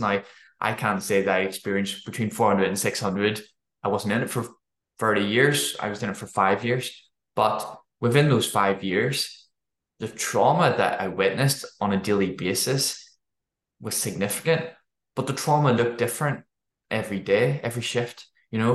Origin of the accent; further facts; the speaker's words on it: Belfast, Northern Ireland, United Kingdom; moved away as an adult; also born or lived in Dundee, Scotland; I grew up in Northern Ireland